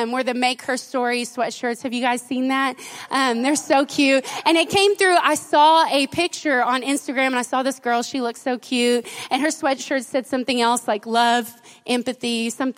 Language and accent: English; Silver Springs, United States; moved away; also born or lived in Royse City, Texas; I was raised in Silver Springs